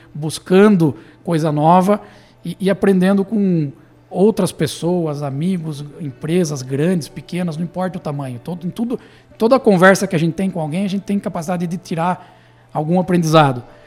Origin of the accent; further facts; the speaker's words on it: Tatuí, São Paulo, Brazil; nós somos de Tatuí, né? nossa, nossa, nossa origem é de Tatuí, então Sim. somos nascidos aqui